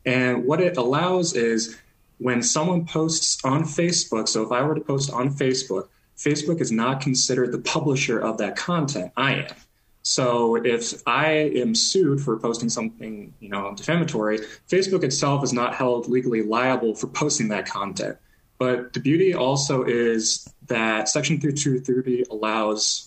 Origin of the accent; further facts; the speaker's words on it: Nebraska, United States; moved away; I grew up in Nebraska